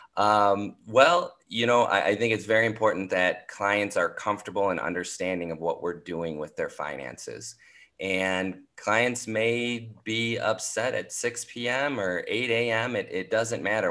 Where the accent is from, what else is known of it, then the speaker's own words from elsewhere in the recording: St. Paul, Minnesota, United States; moved away as an adult; now in New York City, United States; I'm from St. Paul, Minnesota, and I'm the oldest of two